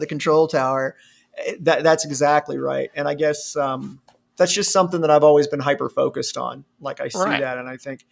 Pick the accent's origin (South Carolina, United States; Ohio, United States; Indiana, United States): Ohio, United States; now in Alabama, United States; I'm originally from Ohio